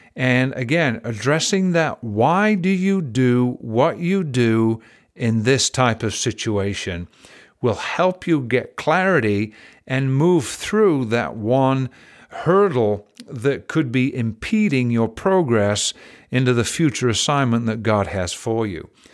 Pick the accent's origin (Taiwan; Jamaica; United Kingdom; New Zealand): United Kingdom; England; now in United States; I was raised in England